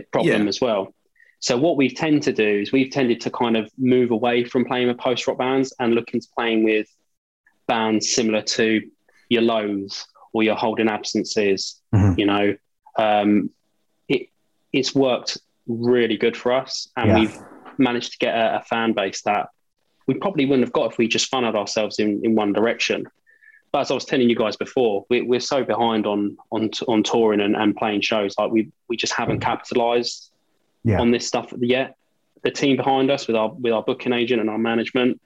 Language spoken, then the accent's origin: English; Margate, South East England, United Kingdom; we're from Margate, which is right the most southeasterly point of the country.